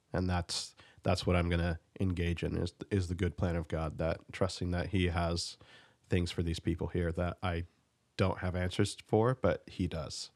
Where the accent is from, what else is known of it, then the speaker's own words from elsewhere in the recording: United States; being an American